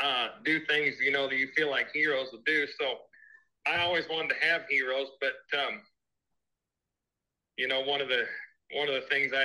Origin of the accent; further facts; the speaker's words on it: Northwest Wyoming, United States; growing up in Northwest Wyoming